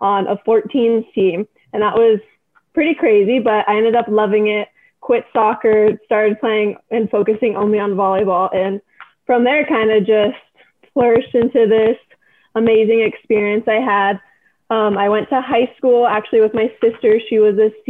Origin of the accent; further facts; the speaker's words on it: Redondo Beach, California, United States; I was born and raised in Redondo Beach, California